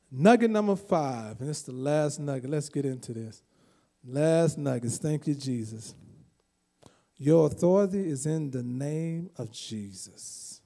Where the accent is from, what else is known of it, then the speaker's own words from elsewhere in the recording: California, United States; Never heard of Quick Trip because I came from California, so I never heard of Quick Trip.